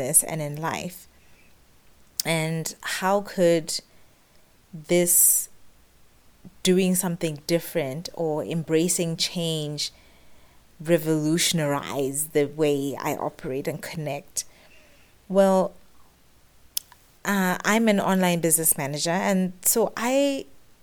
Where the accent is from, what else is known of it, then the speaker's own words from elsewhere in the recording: Botswana; moved away as an adult; now in Middle East; I've run businesses in the Middle East, where I've lived for the past 10 years, as well as in my home country, Botswana